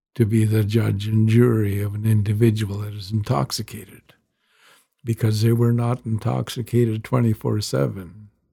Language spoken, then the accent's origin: English; Canada; growing up on the rez